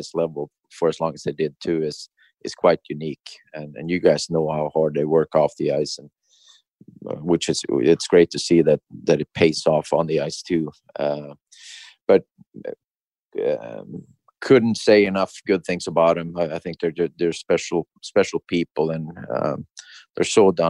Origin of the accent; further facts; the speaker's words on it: Sweden; moved away as an adult; coming from a small town in Sweden